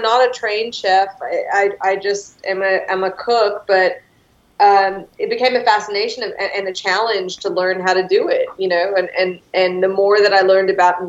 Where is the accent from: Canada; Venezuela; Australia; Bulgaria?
Australia; now in Texas, United States; I'm from Australia and we have lamb cutlets